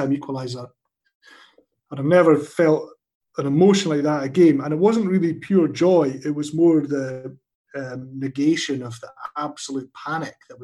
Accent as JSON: {"language": "English", "town": "Dundee", "region": "Scotland", "country": "United Kingdom", "tie": "born or raised there", "said": "growing up in Dundee"}